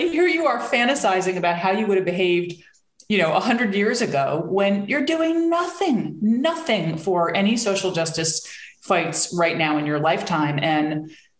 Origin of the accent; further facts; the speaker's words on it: New Jersey, United States; I grew up in New Jersey in a suburb of New York City, to very liberal parents